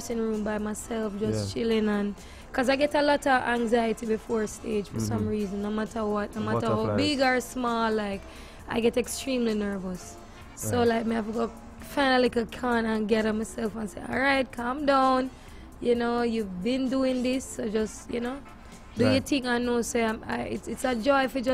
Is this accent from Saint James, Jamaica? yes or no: no; Christiana, Manchester Parish, Jamaica; I was born and raised in Christiana, Manchester.